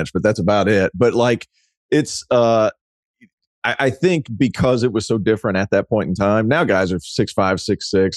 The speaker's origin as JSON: {"language": "English", "region": "East Tennessee", "country": "United States", "tie": "born or raised there", "said": "I grew up in East Tennessee"}